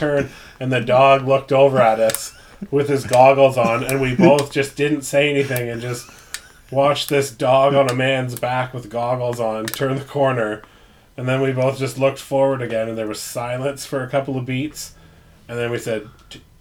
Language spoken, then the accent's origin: English; Canada; being polite Canadian gentlemen